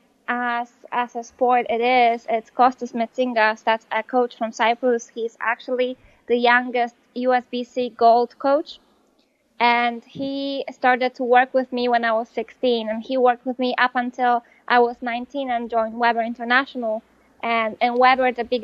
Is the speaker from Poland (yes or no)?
yes; Poland; English is a second language; moved away as an adult; now in United States; in Poland, I graduated from high school when I was 19